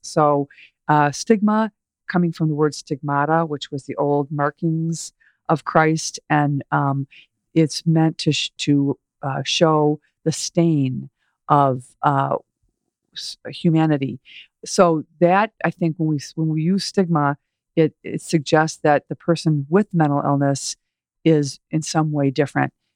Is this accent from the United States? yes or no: yes; Chicago, Illinois, United States; We grew up in the Chicago area